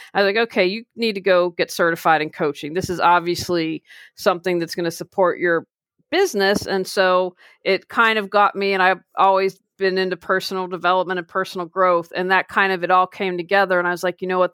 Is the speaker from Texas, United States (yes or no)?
no; Wheeling, West Virginia, United States; moved away; I just recently moved back to my hometown of Wheeling, West Virginia